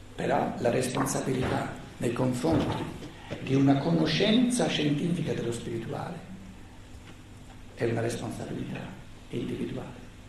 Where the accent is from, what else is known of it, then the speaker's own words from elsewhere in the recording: Italy; Noi siamo mica nati per caso in Italia